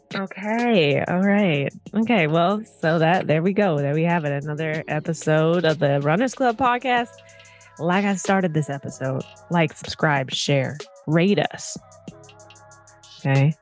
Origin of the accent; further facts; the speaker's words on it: Minneapolis, Minnesota, United States; also born or lived in Duluth, Minnesota / Chicago; now in Los Angeles, United States; growing up in Minneapolis